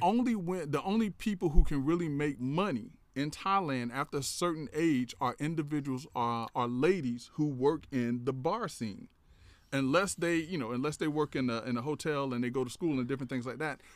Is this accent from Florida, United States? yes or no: yes; Tallahassee, Florida, United States; also born or lived in Perry, Taylor County, Florida; I'm from a little small town, uh, Perry, Taylor County, Florida, but I grew up in Tallahassee